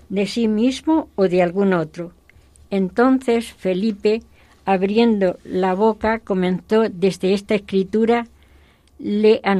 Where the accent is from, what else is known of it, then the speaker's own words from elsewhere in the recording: Madrid, Community of Madrid, Spain; soy madrileña, aunque mis abuelos eran extremeños.